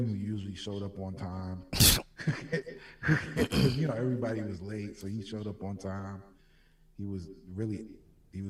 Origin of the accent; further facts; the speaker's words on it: New York City, New York, United States; also born or lived in Florida; I came here when I was like 2 years old